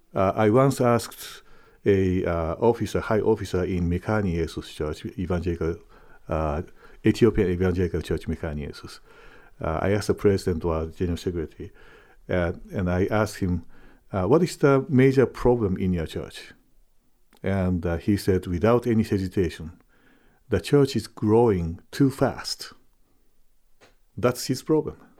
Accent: Japan; moved away as an adult; also born or lived in Trondheim, Norway; now in Fort Wayne, United States; I am a Japanese, I'm born and raised in Japan

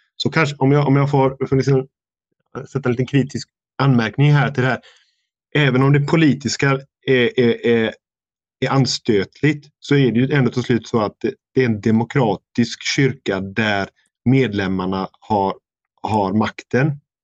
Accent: Sweden; moved away; hemma i Sverige

